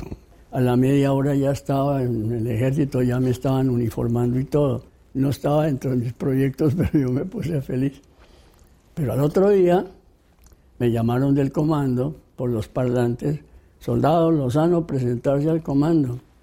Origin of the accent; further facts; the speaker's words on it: Bogotá, Colombia; Soy colombiano, nacido en la capital de la República, Bogotá.